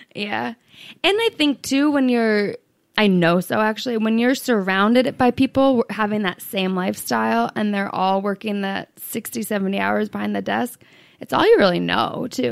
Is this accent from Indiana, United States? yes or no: no; New Hampshire, United States; moved away as an adult; also born or lived in Arizona / San Diego; I grew up in New Hampshire.